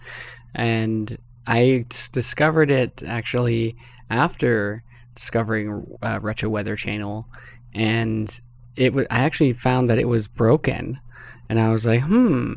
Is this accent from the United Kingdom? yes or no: no; Canada; I'm from Canada, as you can probably tell from my hilarious voice